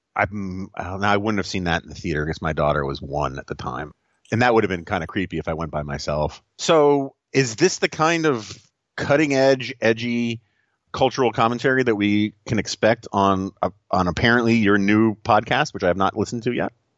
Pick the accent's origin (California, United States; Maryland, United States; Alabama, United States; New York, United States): New York, United States; New York City; moved away; my hometown of New York City, the 1970s and 1980s